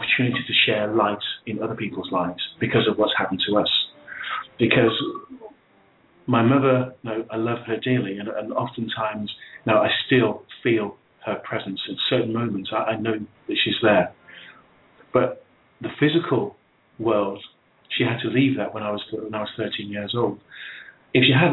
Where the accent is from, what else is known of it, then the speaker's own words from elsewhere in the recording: England, United Kingdom; I was born in England